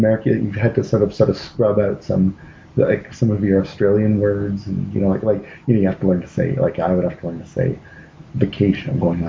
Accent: Canada; moved away; also born or lived in Seattle; I like to think that Canadians, or me and all the Canadians I know, that we sound like American TV movie, like that American TV movie accent. But I did find living in Seattle

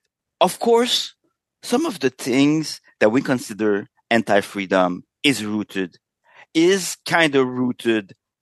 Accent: Canada; Well, since we're both Canadian, it's like we share a little bit of a shared understanding of the world.

